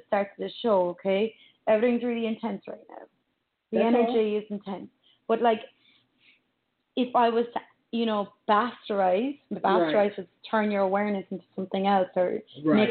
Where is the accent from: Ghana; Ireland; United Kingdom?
Ireland; moved away; growing up in Ireland